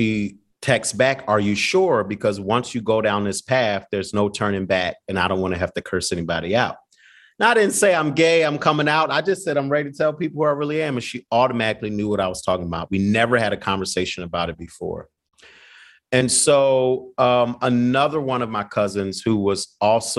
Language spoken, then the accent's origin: English; Philadelphia, Pennsylvania, United States; I'm from Philly